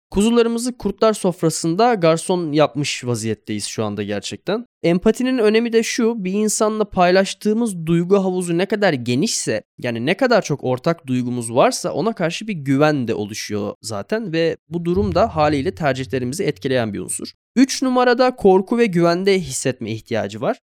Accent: Turkey; bir Türk kimliğim ve pasaportum

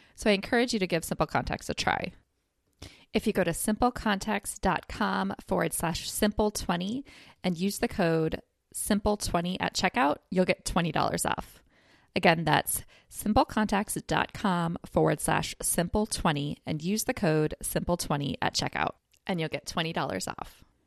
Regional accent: United States; as an American myself

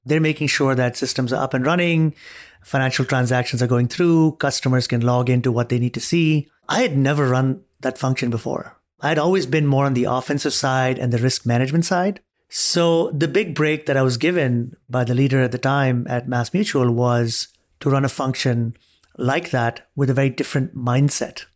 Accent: Dubai, United Arab Emirates; moved away as an adult; also born or lived in Arizona, United States; now in United States; I was born and raised in Dubai, grew up there, came to the U S as an undergrad

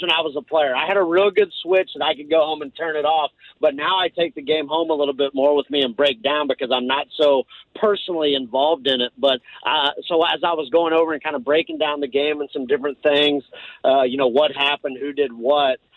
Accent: Missouri, United States; I grew up in Missouri

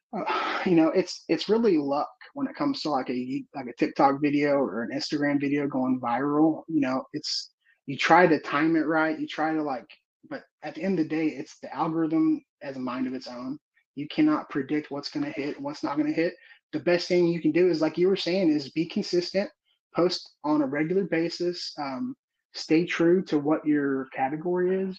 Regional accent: Houston, Texas, United States; I'm from the Houston area

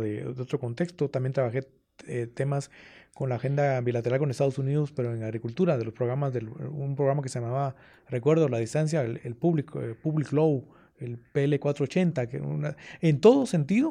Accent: Guatemala City, Guatemala Department, Guatemala; yo de pequeño, yo estudié en el Colegio Loyola. ahí Allá en la 12 Avenida, de la zona 1, atrás de la Merced

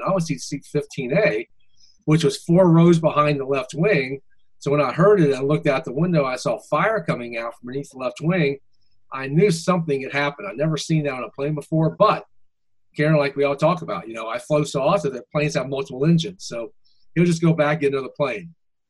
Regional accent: Charlotte, North Carolina, United States; So I'm from Charlotte, North Carolina.

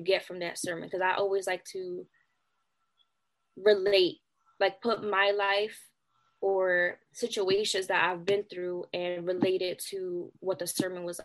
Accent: Philadelphia, Pennsylvania, United States; I'm from Philly.

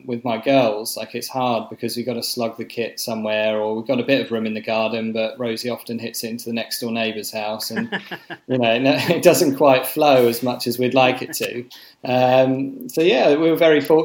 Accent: Eastbourne, South East England, United Kingdom; now in Bristol, United Kingdom; I then just sort of got involved as soon as I could in Eastbourne Cricket Club. I think I was about, I don't know, 5 or 6 going down there on a Sunday morning

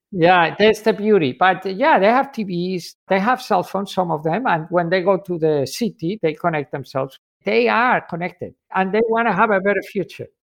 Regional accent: Spain; I'm from Spain

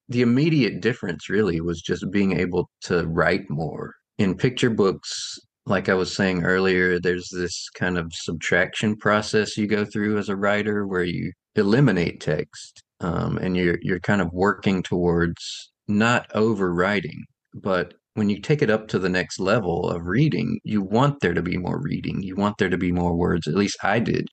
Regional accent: South Carolina, United States; also born or lived in Chicago area; now in Chicago, United States; I grew up in South Carolina. I live in the Chicago area now

